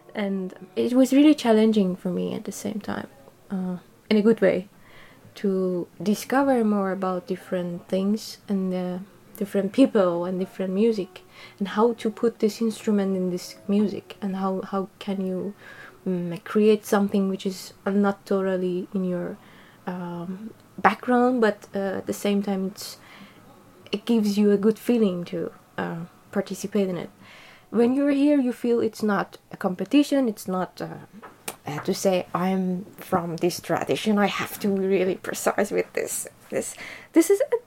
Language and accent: English; Tehran, Tehran Province, Iran; I'm from Iran uh, from the capital, Tehran